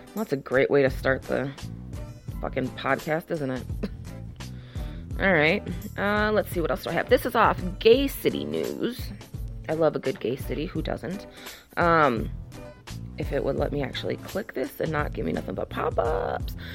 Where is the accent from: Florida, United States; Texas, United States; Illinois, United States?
Illinois, United States; Chicago; I'm from Chicago.